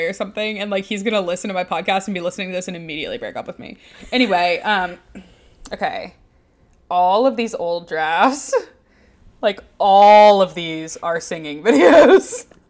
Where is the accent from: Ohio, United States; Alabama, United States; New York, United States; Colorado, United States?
Alabama, United States; Birmingham; I'm from Birmingham, Alabama.